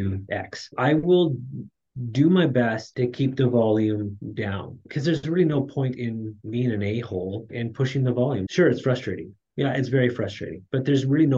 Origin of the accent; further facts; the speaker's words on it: Canada; my wife and I, we were both born and raised in Canada